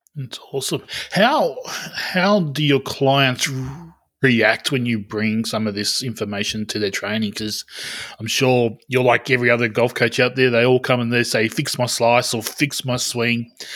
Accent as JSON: {"language": "English", "country": "Australia", "said": "as an Australian"}